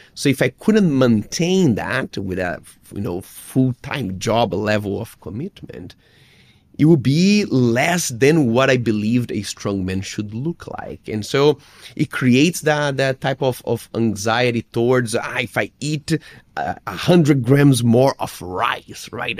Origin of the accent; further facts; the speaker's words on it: Brazil; English is a second language; as a Brazilian kid